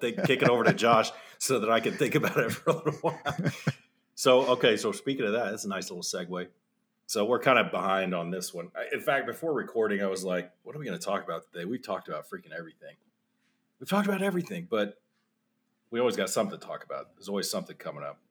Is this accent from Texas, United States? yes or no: yes; Texas, United States; also born or lived in Phoenix, Arizona; we moved from Phoenix to Texas